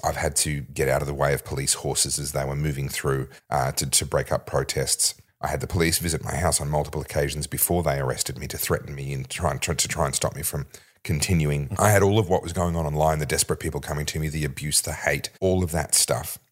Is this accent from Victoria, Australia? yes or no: yes; Victoria, Australia; my home state